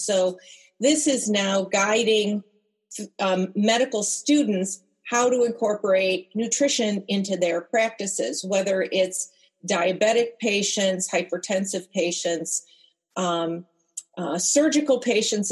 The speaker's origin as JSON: {"language": "English", "country": "United States", "said": "as an American"}